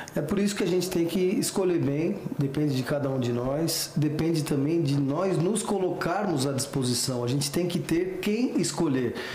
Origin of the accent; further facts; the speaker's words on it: Criciúma, Santa Catarina, Brazil; lá na cidade de Criciúma, minha cidade natal, em Santa Catarina